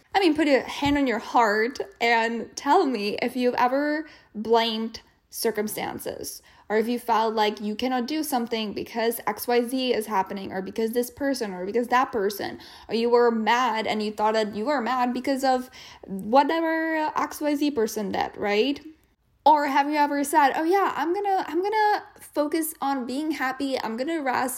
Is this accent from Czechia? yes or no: yes; Czechia; moved away as an adult; also born or lived in Wichita Falls, Texas, United States; now in United States; I came from the Czech Republic, or Czechia, as they call it these days. I grew up there. I was there until I was twenty-three or twenty-four, and then I came to the U S